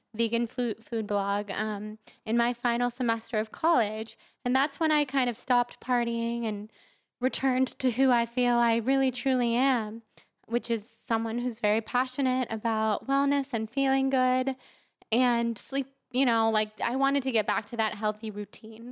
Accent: Sacramento, California, United States; moved away as an adult; now in Los Angeles, United States; I grew up in Sacramento, mm-hmm. California

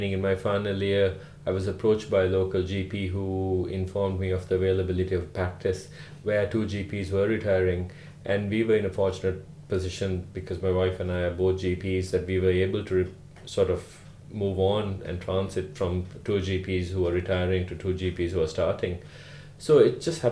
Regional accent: Sri Lanka; moved away as an adult; also born or lived in Riga, Latvia / England / Cavan, Ireland; now in Ireland; I grew up in Sri Lanka, and at the age of 18, I left Sri Lanka to go to medical school

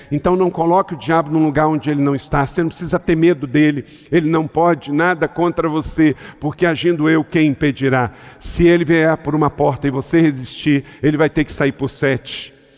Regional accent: interior of Rio de Janeiro state, Brazil; eu sou do interior do estado do Rio de Janeiro

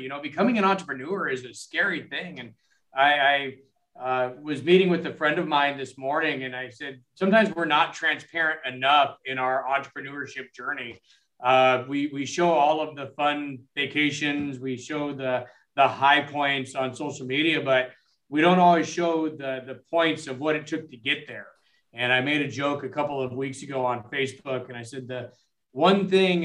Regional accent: Southern California, United States; Born and raised in Southern California

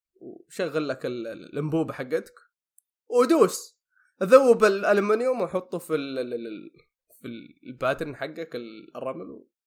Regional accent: Saudi Arabia; عندنا هنا في السعوديه

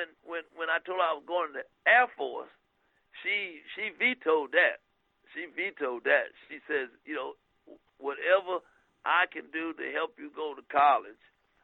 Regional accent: New Bern, North Carolina, United States; my hometown of New Bern

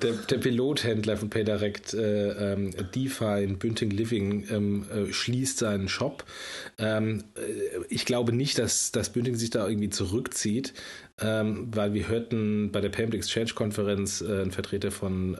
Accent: Germany; unserer deutschen Kultur

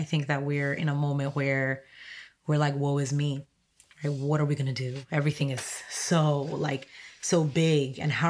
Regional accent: Roxbury, Massachusetts, United States; English is a second language; came here when I was 13, didn't speak English, you know, had to go to a bilingual school, but that's, I grew up in Roxbury.

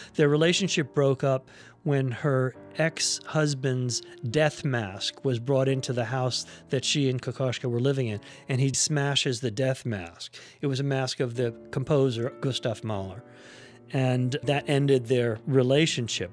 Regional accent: New York City, New York, United States; I grew up in New York City

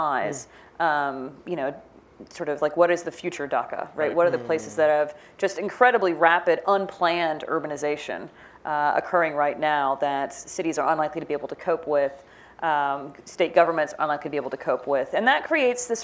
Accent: Midwest, United States; I'm from the Midwest. I grew up in the suburbs.

